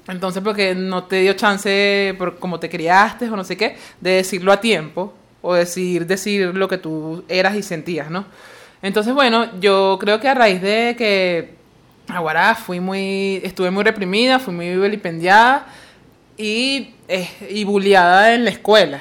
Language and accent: Spanish; Barlovento, Miranda, Venezuela; now in Caracas, Venezuela; Yo nací en Barlovento, pero no me gusta ir para allá.